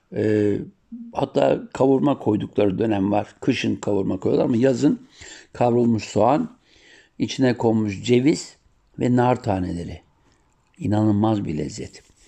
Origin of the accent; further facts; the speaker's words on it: Siirt Province, Turkey; Sir doğumluyum